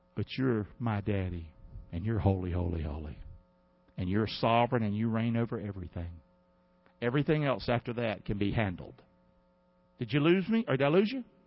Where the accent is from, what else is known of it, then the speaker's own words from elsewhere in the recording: United States; I'm an American